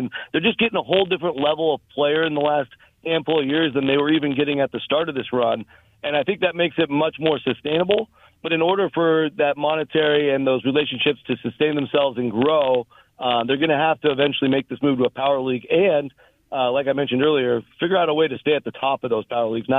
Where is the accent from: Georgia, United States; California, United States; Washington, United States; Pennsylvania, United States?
Washington, United States; Seattle; now in San Francisco, United States; I'm originally from the Seattle area, same state